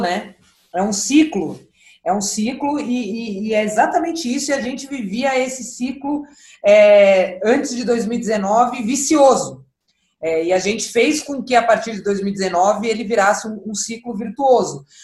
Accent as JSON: {"language": "Portuguese", "region": "São Paulo", "country": "Brazil", "tie": "born or raised there", "said": "eu comecei a jogar com seis anos de idade, aqui em São Paulo, sou, sou paulista, da Zona Norte de São Paulo"}